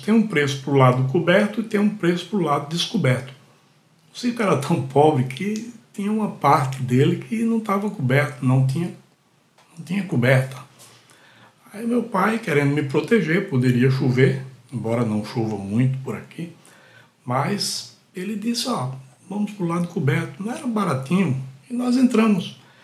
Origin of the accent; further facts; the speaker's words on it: Catende, Pernambuco, Brazil; now in Recife, Brazil; Catende, uma cidadezinha que fica a 130 quilômetros aqui de Recife, que é a cidade onde eu nasci. Eu nasci em Catende, sou catendense.